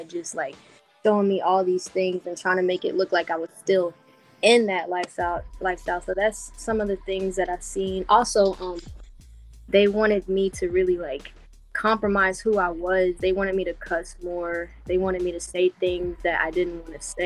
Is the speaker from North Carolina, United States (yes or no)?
yes; Wilmington, North Carolina, United States; I'm from Wilmington, North Carolina